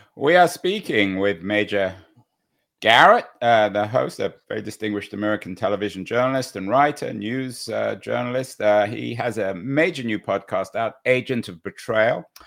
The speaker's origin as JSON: {"language": "English", "region": "England", "country": "United Kingdom", "moved": "yes", "lives_now": "San Francisco, United States", "said": "I'm English"}